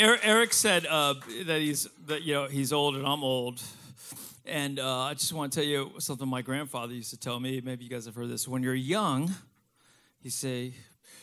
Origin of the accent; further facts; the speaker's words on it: Miami, Florida, United States; I'm from Miami. I was born and raised here.